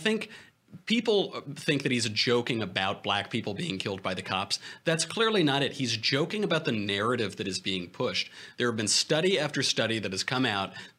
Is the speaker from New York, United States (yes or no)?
yes; New York, United States; I'm from New York